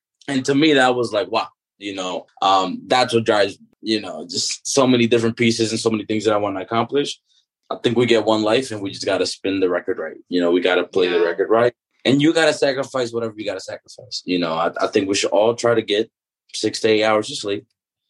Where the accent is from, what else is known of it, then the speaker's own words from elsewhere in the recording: Dominican Republic; born there; I was born in the Dominican Republic and, you know, I saw what that was like and the disparities